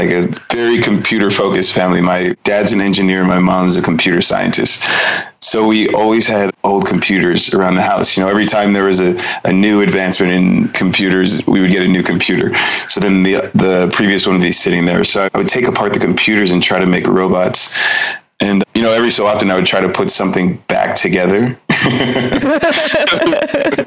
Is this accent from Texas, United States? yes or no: no; Pasadena, California, United States; moved away as an adult; now in Reinach, Switzerland; I grew up in Pasadena